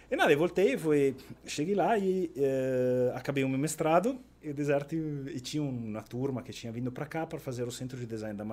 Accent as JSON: {"language": "Portuguese", "country": "Italy", "accent": "Italian", "moved": "as an adult", "lives_now": "Porto Alegre, Brazil", "said": "como italiano"}